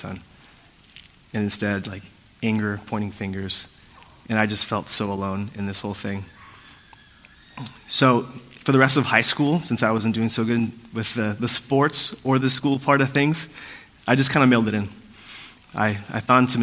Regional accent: Puerto Rico; I was born in Puerto Rico, like I shared earlier. It's a beautiful island

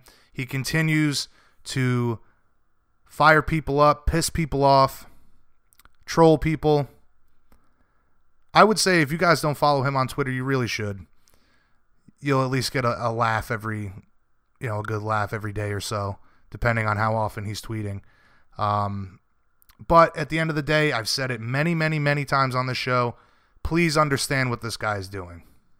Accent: Rhode Island, United States; You guys know I'm from Rhode Island. I'm a New Englander.

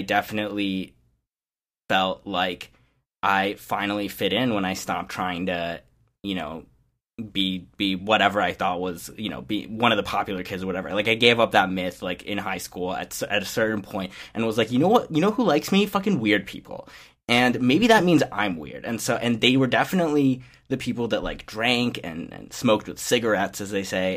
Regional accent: Champaign, Illinois, United States; as a high schooler in the, you know, middle of nowhere, or at least we were, we were supposed to be the big city in the middle of nowhere, but, you know, I'm from Champaign, Illinois

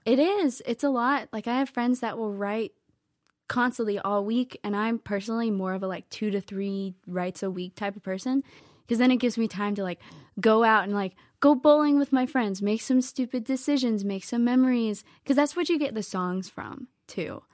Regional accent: Lexington, Virginia, United States; moved away as an adult; now in Nashville, United States; I grew up in Virginia.

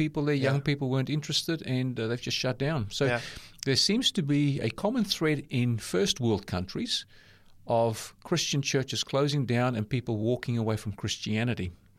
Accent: South Africa; born there; accent: South African, New Zealand; also born or lived in New Zealand; I'm South African born myself, but lived in New Zealand a number of times, but all up 23 years. So I've got a South African, New Zealand accent.

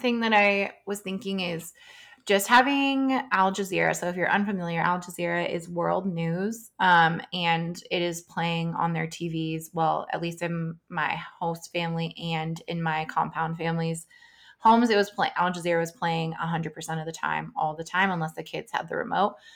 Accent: United States; as an American

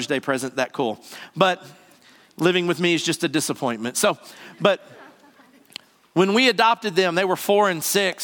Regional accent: the South, United States; I'm from the South. We talk normal

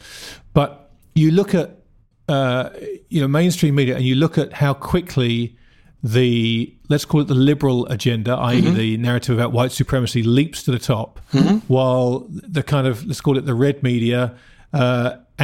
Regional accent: United Kingdom; now in United States; my home country, in the UK

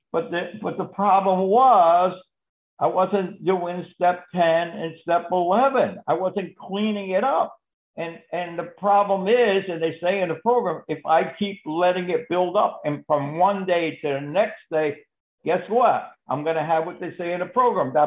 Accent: Connecticut, United States; now in Florida, United States; I'm from Connecticut, but I live in Florida

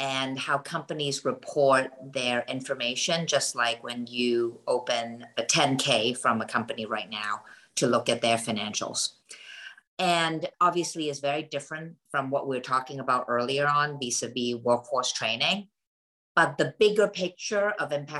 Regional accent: Hong Kong; now in United States; I grew up in Hong Kong and my entire family still lives in that part of the world. But I came to the United States for school

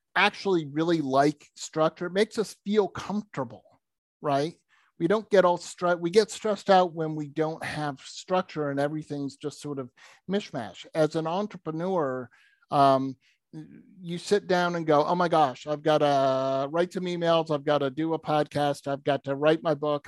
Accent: New England, United States; I grew up in New England

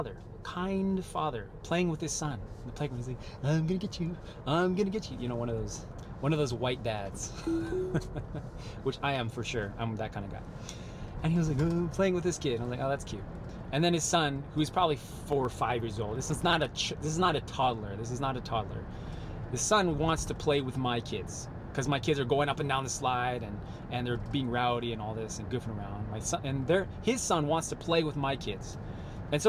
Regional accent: United States; I'm American through and through, born, raised, and bred here in the United States

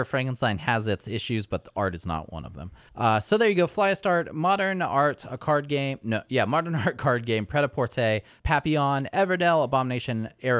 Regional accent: United States; I'm American.

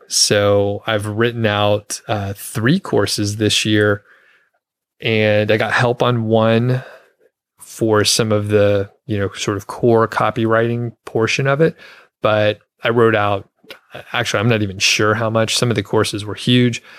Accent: Atlanta, Georgia, United States; moved away as an adult; also born or lived in Bozeman, Montana; now in Longmont, United States; I'm from the Atlanta area, Atlanta, Georgia, the suburbs.

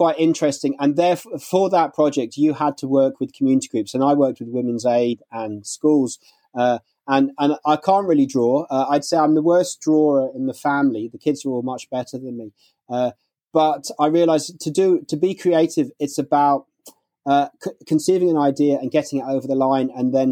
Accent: London, United Kingdom; moved away as an adult; also born or lived in Spain / Dublin; I grew up in London and I grew up in West London.

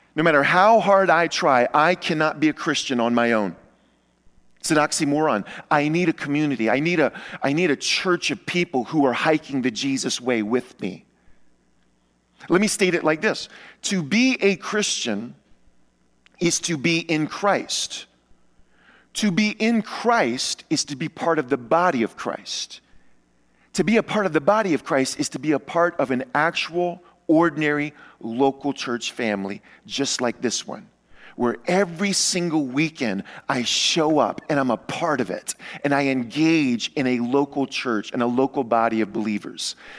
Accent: Luling, Louisiana, United States; moved away; I come to you from the New Orleans area. That's where I was born and raised. Uh, my entire childhood and teenage life, I lived just outside of New Orleans in a, in a small town called Luling, Louisiana

